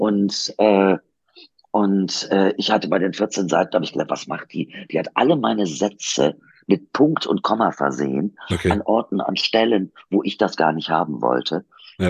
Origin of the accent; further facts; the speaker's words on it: Kiel, Schleswig-Holstein, Germany; also born or lived in Duisburg, North Rhine-Westphalia; wir sind ja in Duisburg aufgewachsen. Und wir sind dann, äh, als ich acht Jahre alt war, nach Kiel hochgezogen